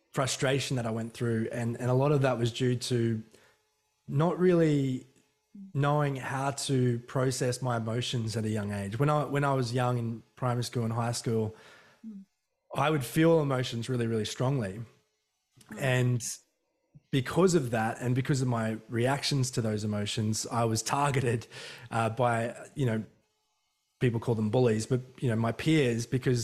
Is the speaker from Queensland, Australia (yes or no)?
yes; Emu Park, Queensland, Australia; I couldn't get away with anything when I was growing up in Emu Park